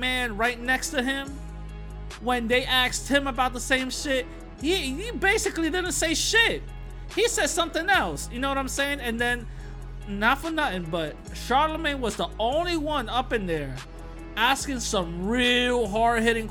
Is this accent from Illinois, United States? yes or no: no; New York City, New York, United States; I am a New Yorker, okay? I am a New Yorker. I'm from the Bronx. I'm in the Bronx